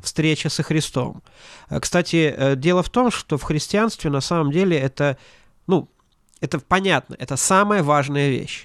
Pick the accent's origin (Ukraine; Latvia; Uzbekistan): Latvia; Ventspils; я вырос не просто в Прибалтике, я вырос в портовом городе